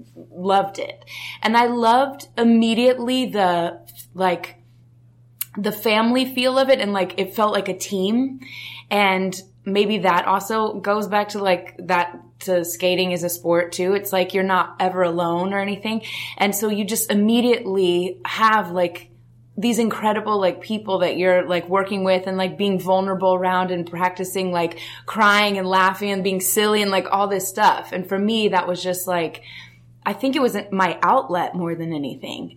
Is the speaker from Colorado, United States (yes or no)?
yes; Denver, Colorado, United States; I grew up in Denver, Colorado.